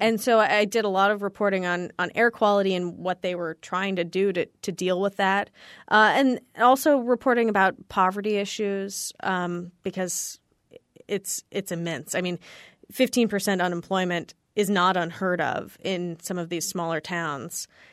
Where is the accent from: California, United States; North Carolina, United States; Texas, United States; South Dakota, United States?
California, United States; I grew up in California